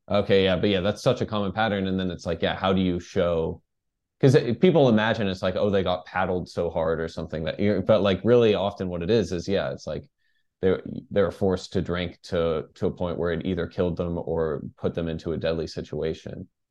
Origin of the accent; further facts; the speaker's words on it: Dallas, Texas, United States; moved away; also born or lived in New York; I'm from, from Dallas.